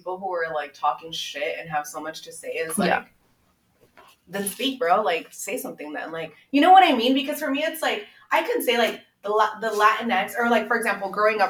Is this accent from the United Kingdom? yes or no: no; Mexico; born there; Because I was born in Mexico and also my parents have still made a very, because they weren't like these first generation Americans.